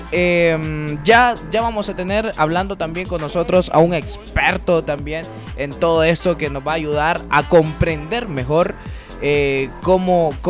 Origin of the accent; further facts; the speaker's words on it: Honduras; nosotros somos eh, unos hondureños muy apasionados por el deporte, los hondureños somos apasionados por ser